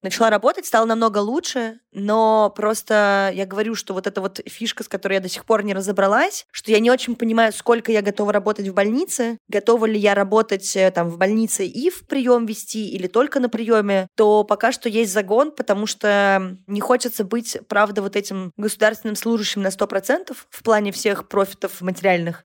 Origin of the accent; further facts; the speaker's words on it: Saint Petersburg, Russia; и жила все детство на Удельной в Петербурге